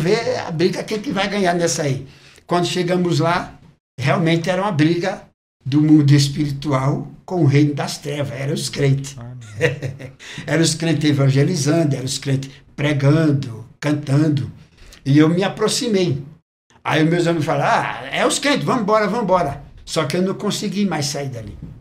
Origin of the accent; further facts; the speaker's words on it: Recife, Pernambuco, Brazil; now in São Paulo, Brazil; eu sou natural do Recife. Recife, Pernambuco.